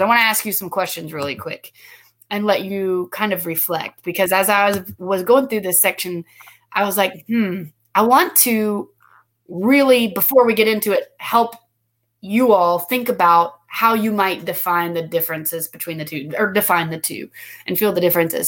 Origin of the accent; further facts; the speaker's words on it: United States; also born or lived in Guatemala; as an American, you know, someone who's grown up in an American culture